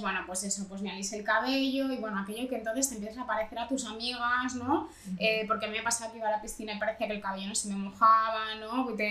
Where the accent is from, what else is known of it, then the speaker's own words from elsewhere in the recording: Dominican Republic; now in Barcelona, Spain; como buena dominicana